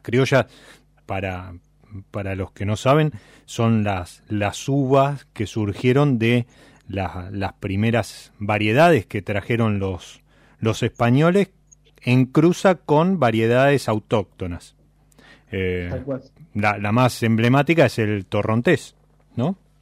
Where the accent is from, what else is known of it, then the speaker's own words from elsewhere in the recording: Buenos Aires, Argentina; los que somos de Buenos Aires